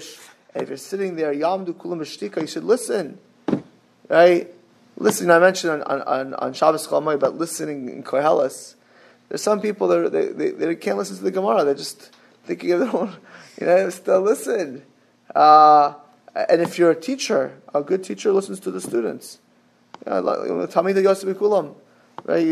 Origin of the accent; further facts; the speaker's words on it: Miami, Florida, United States; I grew up in Miami